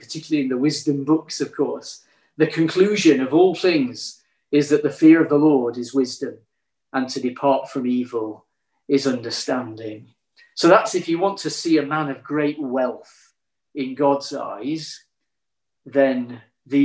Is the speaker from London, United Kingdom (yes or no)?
no; Yorkshire and the Humber, United Kingdom; growing up in Yorkshire, my grandpa was a miner